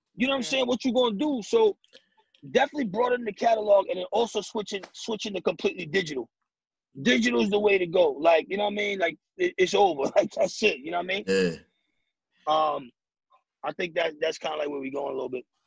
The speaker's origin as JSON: {"language": "English", "town": "New York City", "region": "New York", "country": "United States", "said": "I'm from the Bronx"}